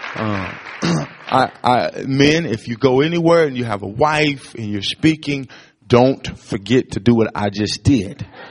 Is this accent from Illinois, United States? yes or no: yes; East St. Louis, Illinois, United States; I grew up in East St. Louis, Illinois, which was 10 times worse than Ferguson